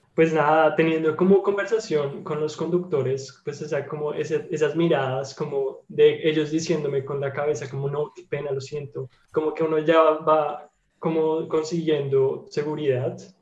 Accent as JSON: {"language": "Spanish", "country": "Colombia", "moved": "yes", "lives_now": "Germany", "said": "yo soy de Colombia"}